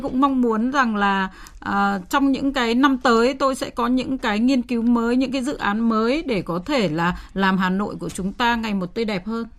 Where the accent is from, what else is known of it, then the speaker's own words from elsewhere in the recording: Hanoi, Vietnam; tôi là người sinh ra và lớn lên ở Hà Nội